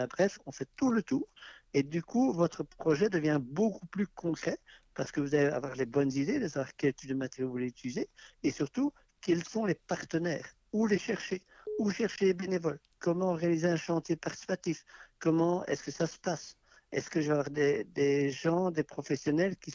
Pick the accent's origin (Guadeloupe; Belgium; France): Belgium; moved away; On a quitté la Belgique maintenant il y a deux ans et on avait un petit terrain à bâtir